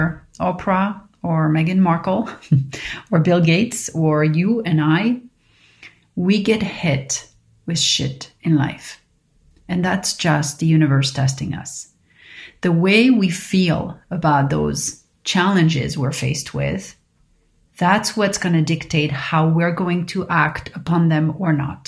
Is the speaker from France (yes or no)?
yes; Paris, Île-de-France, France; growing up in Paris